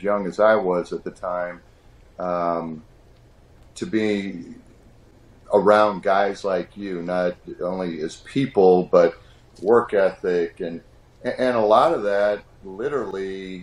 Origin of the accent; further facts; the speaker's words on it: Peoria, Illinois, United States; moved away as an adult; also born or lived in Macomb, Illinois / Tulsa, Oklahoma / Fresno, California / Seattle, Washington; born and raised in Peoria, Illinois